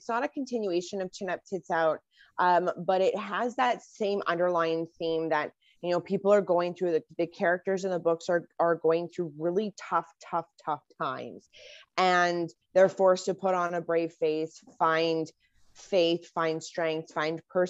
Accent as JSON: {"language": "English", "country": "Canada", "said": "as a Canadian"}